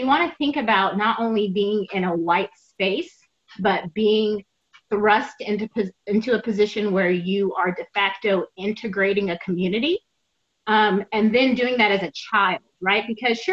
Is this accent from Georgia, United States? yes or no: no; Nashville, Tennessee, United States; I'm from Nashville